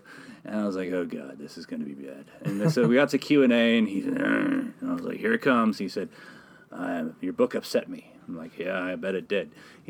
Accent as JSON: {"language": "English", "region": "Texas", "country": "United States", "tie": "born or raised there", "said": "I grew up in Democratic politics in this state."}